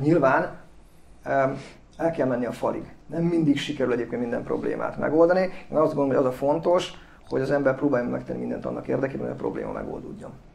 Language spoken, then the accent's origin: Hungarian; Miskolc, Borsod-Abaúj-Zemplén, Hungary; also born or lived in Eger; én Tőzsdökeres Miskolc vagyok, egy Miskolc Peretesen születtem, és jelenleg is